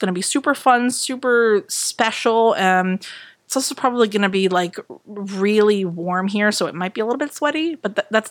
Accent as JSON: {"language": "English", "region": "New England", "country": "United States", "said": "we're from New England, so we do believe in jinxes."}